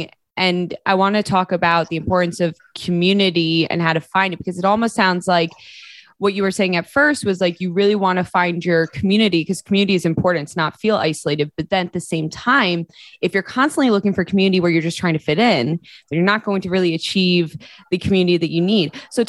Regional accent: New Jersey, United States; accent: New Jersey; Then I'm in New Jersey for a week and I'm back to my New Jersey accent.

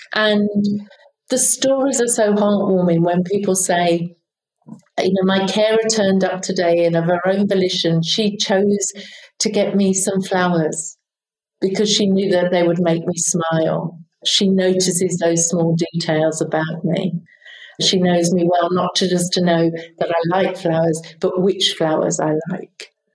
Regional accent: United Kingdom

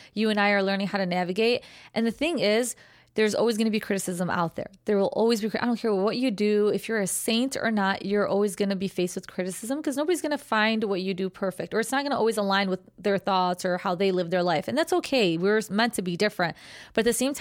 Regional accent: Chicago, Illinois, United States; I'm from Chicago

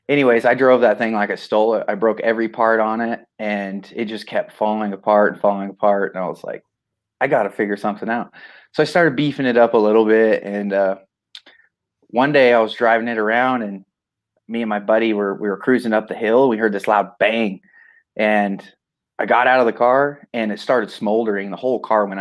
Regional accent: Cortez, Colorado, United States; I'm from Cortez, Colorado, where Eli Tomac's from.

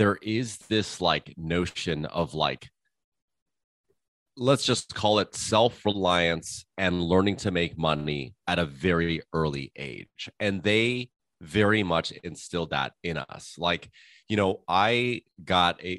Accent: Malibu, California, United States; also born or lived in Los Angeles; we moved to Malibu fairly early on when I was around 6 years old. And so I spent my time, you know, kind of growing up in Malibu

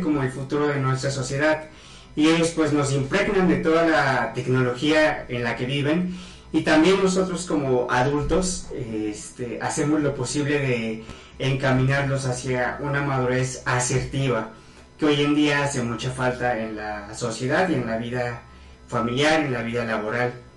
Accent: Huamantla, Tlaxcala, Mexico; regresé aquí a Huamacla, soy nativo de Huamacla, Tlaxcala.

